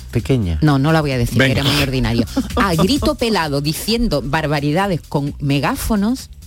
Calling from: Seville, Andalusia, Spain; de Sevilla.

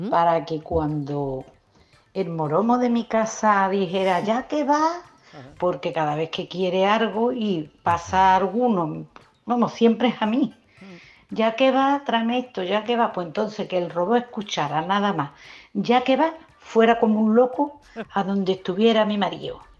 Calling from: Seville, Andalusia, Spain; Muy buenas tardes, cafetero soy … de Sevilla.

